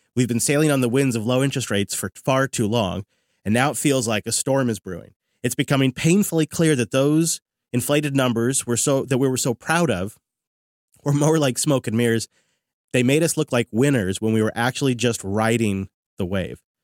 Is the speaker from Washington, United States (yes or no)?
yes; Seattle, Washington, United States; right here in my hometown at the Seattle Convention Center